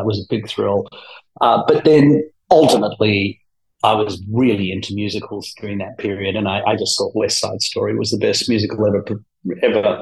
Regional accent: Melbourne, Victoria, Australia; accent: Australian; moved away as an adult; also born or lived in New Jersey; now in New York, United States; I grew up in Melbourne, Australia

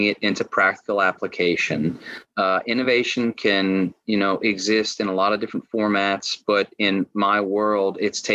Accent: Lafayette, Louisiana, United States; moved away as an adult; now in Austin, United States; I am a Cajun kid from Lafayette, Louisiana

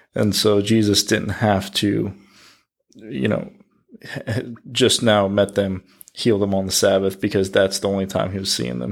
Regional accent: United States; As the American Christian, we try to fit everything that happens here in America into the Bible

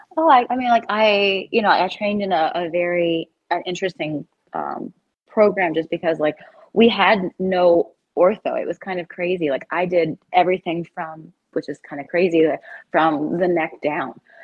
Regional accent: South Carolina, United States; moved away as an adult; also born or lived in Miami / Chicago; now in New Jersey, United States; I'm from South Carolina originally

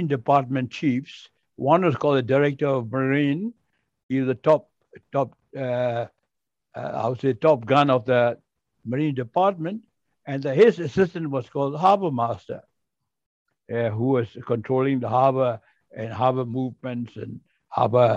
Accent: Myanmar; moved away as an adult; also born or lived in Singapore; the first Burmese harbor pilot in the port of Rangoon

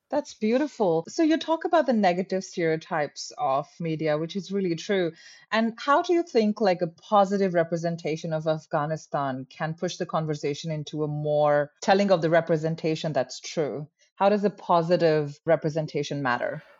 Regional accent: India; now in Australia; born and raised in India my entire life

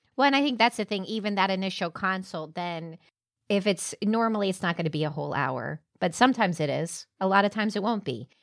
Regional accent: Orlando, Florida, United States; also born or lived in Jacksonville; I'm from Avalon Park on the east side of town

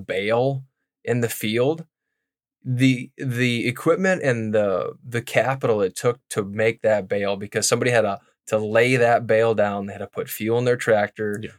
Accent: White Lake, South Dakota, United States; also born or lived in Brookings, South Dakota / Mitchell, South Dakota / Pierre, South Dakota; I grew up in White Lake, which is about oh 100 miles west of Sioux Falls

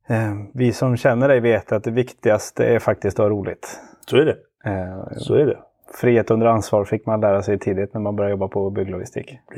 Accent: Partille, Västra Götaland, Sweden; född och uppvuxen i eh, Sävedalen utanför Göteborg.

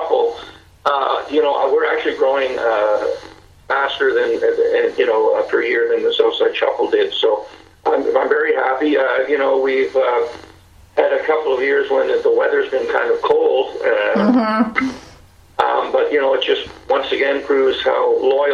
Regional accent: Mississauga, Ontario, Canada; my hometown, Fort Credit

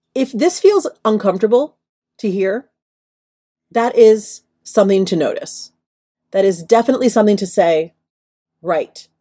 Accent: New York, United States; moved away as an adult; now in Los Angeles, United States; I am a New Yorker through and through. It has only been the last several years I've lived in L A.

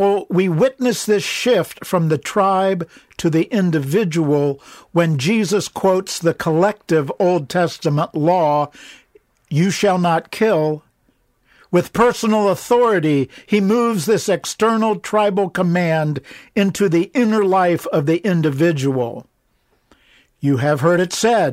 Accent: Ohio, United States; now in Pittsburgh, United States; I grew up in Ohio

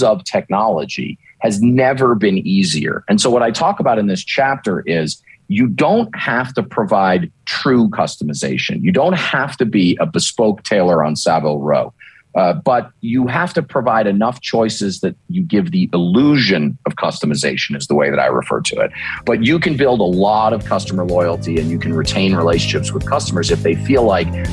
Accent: Northeast, United States; also born or lived in Maine; now in Dallas, United States; I grew up in the Northeast.

